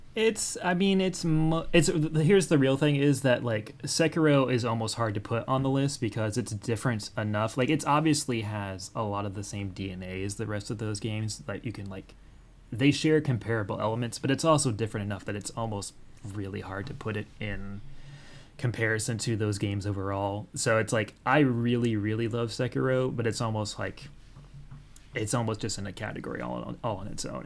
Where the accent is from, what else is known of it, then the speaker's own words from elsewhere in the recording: Oklahoma, United States; I grew up in Oklahoma